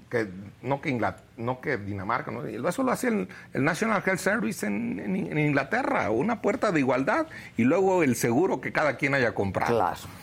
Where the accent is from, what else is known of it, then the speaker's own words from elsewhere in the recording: Quiroga, Michoacán, Mexico; yo soy de Quiroga, Michoacán